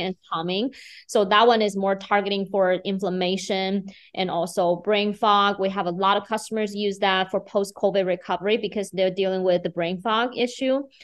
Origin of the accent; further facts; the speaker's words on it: Beijing, China; moved away as an adult; now in Fargo, United States; I'm originally from China, Beijing. I, uh, moved to Fargo in two thousand nine after I turned thirty.